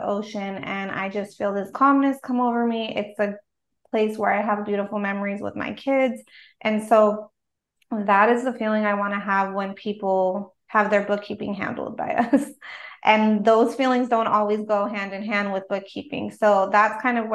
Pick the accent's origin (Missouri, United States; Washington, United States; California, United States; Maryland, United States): California, United States; Los Angeles; also born or lived in South Bay, California; I grew up in a small, like, I guess you could call it a suburb of Los Angeles, on the west side of Los Angeles